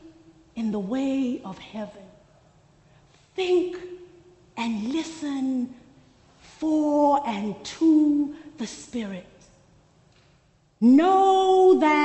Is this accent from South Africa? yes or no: yes; Soweto, Gauteng, South Africa; When I was growing up in Soweto, there was one cinema in the township.